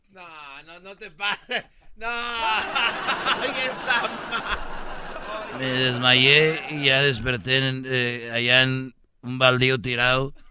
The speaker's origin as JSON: {"language": "Spanish", "region": "Jalisco", "country": "Mexico", "said": "Bueno, mira, un día yo soy de, de, de Jalisco"}